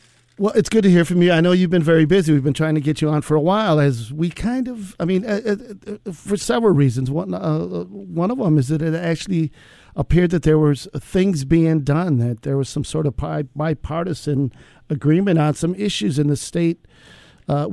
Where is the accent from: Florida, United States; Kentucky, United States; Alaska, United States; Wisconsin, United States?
Wisconsin, United States; Racine; my hometown of Racine, Wisconsin